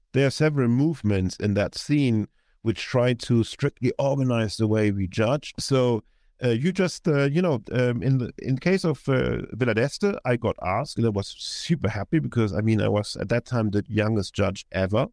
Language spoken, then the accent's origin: English; Hamburg, Germany; moved away; be recording this in Hamburg, which is my hometown, and I'm, uh, visiting